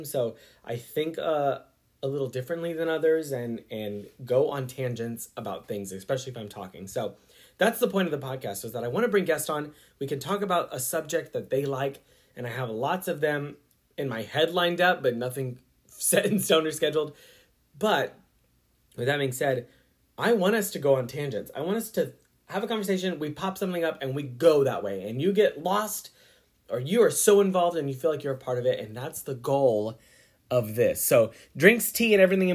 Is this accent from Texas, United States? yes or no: yes; San Antonio, Texas, United States; moved away as an adult; now in Kissimmee, United States; I was born and raised in the Lone Star State of Texas in San Antonio and lived there since I was born up till 2018